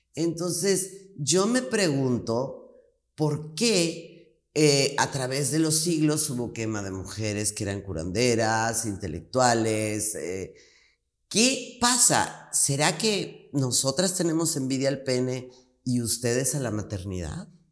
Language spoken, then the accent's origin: Spanish; Mexico; En mi país